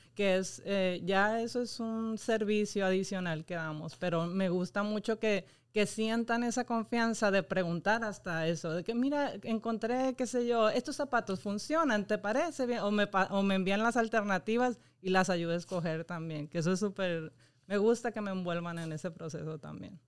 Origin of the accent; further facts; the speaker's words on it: Mexico; now in Puerto Rico; Yo soy mexicana